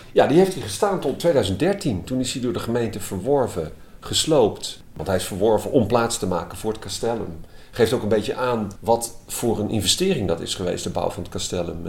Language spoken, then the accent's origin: Dutch; Utrecht, Netherlands; Het is ook het gebied waar ik ben opgegroeid